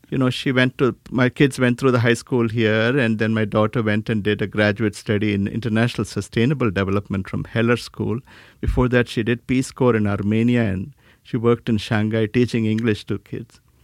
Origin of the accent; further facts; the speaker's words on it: South India, India; moved away; I was born in India, South India